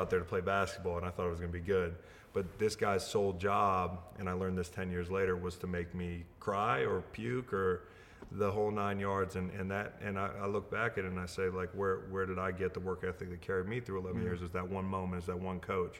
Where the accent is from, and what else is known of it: United States; born or raised there